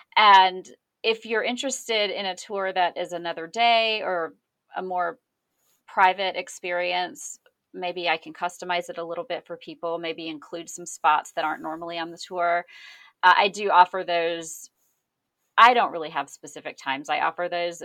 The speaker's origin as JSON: {"language": "English", "region": "Georgia", "country": "United States", "tie": "born or raised there", "also_born_or_lived": "Atlanta", "moved": "as an adult", "lives_now": "Los Angeles, United States", "said": "I moved out to Los Angeles from Georgia in two thousand eight, and I grew up in a town that is, you know, if you, you say a traditional small town, but think smaller"}